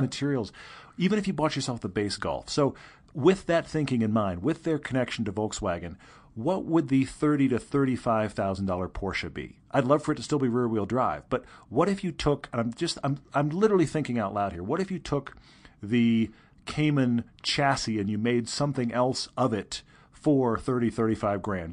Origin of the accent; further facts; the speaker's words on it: Houston, Texas, United States; I grew up in Houston, land of the straight roads.